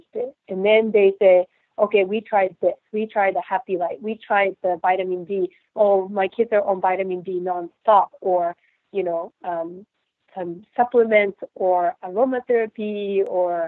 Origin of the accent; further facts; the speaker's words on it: Japan; moved away as an adult; now in United States; I grew up in Japan